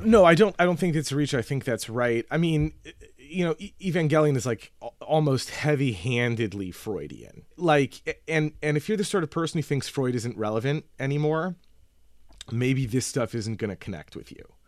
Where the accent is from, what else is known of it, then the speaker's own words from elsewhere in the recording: United States; As an American